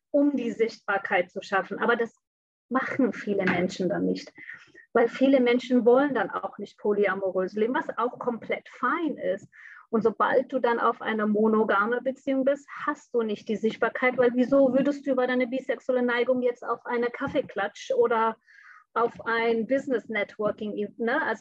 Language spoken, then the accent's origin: German; Bangladesh; moved away as an adult; also born or lived in Hamburg, Germany; now in Germany; bin gebürtige Hamburgerin, bin aber mit fünfte Lebensalter nach Bangladesch zurückgeflogen, woher meine Eltern kommen. Und da bin ich aufgewachsen, bin dann mit 19 wieder zurück nach Deutschland gekommen.